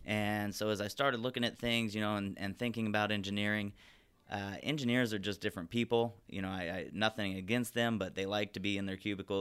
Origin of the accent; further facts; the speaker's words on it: Glendora, California, United States; also born or lived in Santa Barbara; I grew up in Glendora, basically born and raised, uh, here in town, went to all the schools locally here in town